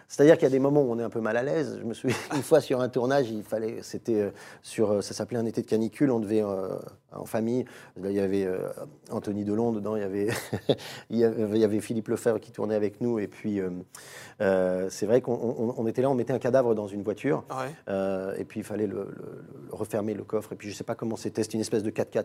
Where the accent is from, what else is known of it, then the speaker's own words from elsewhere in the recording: Paris, Île-de-France, France; quand on a grandi à Paris